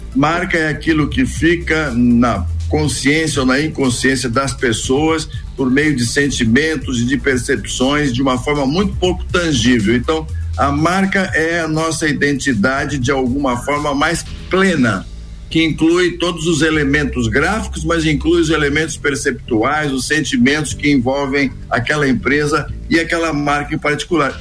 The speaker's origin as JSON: {"language": "Portuguese", "region": "São Paulo", "country": "Brazil", "also_born_or_lived": "Minas Gerais", "said": "eu sou meio, meio paulista, portanto, muito provinciano"}